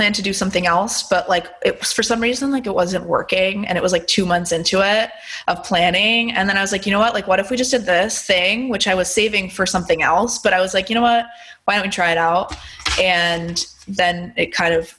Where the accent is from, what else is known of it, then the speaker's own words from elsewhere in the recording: Pennsylvania, United States; now in Los Angeles, United States; I grew up in Pennsylvania